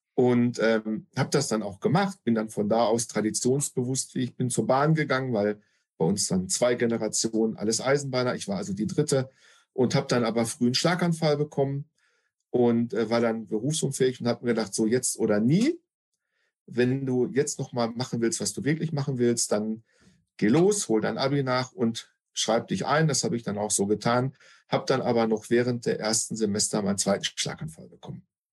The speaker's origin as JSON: {"language": "German", "region": "North Rhine-Westphalia", "country": "Germany", "said": "bei uns in NRW"}